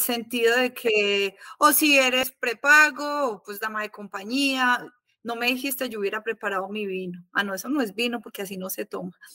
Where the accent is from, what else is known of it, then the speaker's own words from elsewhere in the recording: Salento, Quindío, Colombia; moved away as an adult; also born or lived in Armenia, Colombia; now in Mexico; yo crecí en Salento, Quindío